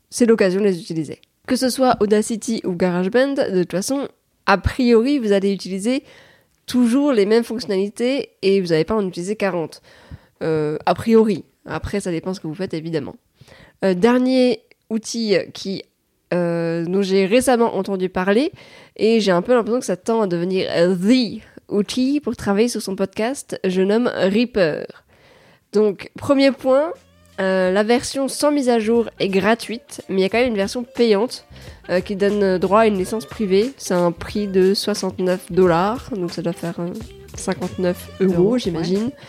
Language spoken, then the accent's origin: French; France; on est français